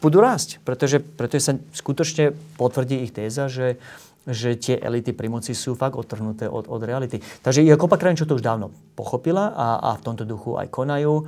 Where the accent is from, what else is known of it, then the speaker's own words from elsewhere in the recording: Slovakia; ako Slovák